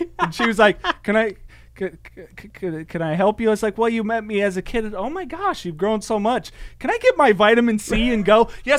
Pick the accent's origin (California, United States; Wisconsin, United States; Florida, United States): California, United States; Salinas; I was born in Salinas, California